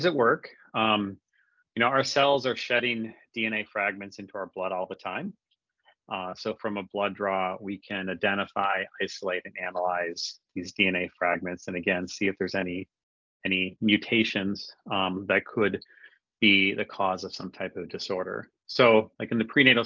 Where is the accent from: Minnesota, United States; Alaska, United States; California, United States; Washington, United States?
Minnesota, United States; also born or lived in Bay Area / Boston / Switzerland; So I'm born and raised in Minnesota, and that's actually where I'm based right now.